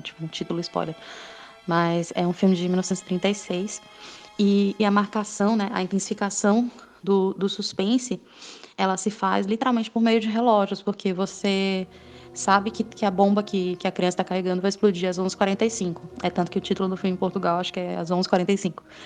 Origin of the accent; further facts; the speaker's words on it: Ceará, Brazil; moved away as an adult; now in São Paulo, Brazil; eu vim para São Paulo, né, eu sou do Ceará, e vim para São Paulo